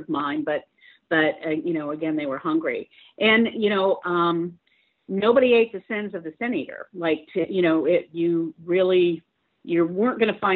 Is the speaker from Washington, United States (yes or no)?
no; St. Petersburg, Florida, United States; I'm from St. Petersburg, Florida.